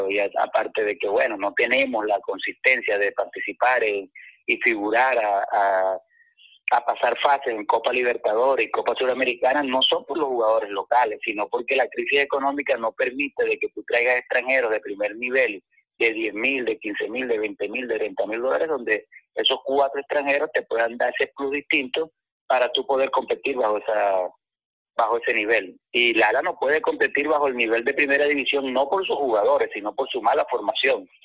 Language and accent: Spanish; Maracaibo, Zulia, Venezuela; yo soy de Zulgar y de Maracaibo